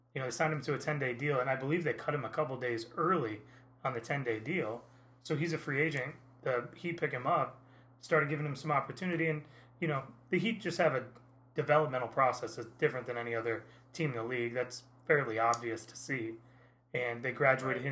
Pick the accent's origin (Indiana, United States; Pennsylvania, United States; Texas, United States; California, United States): Indiana, United States; now in Naples, United States; I grew up in Indiana where IU basketball is much the same way